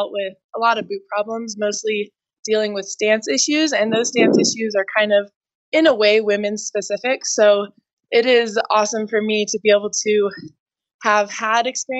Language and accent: English; Santa Fe, New Mexico, United States; also born or lived in Albuquerque, New Mexico; I grew up in Santa Fe and pretty much learned to ski at Santa Fe Ski Basin.